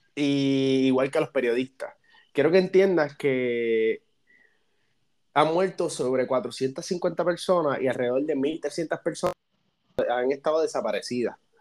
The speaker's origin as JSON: {"language": "Spanish", "country": "Puerto Rico", "said": "yo como puertorriqueño"}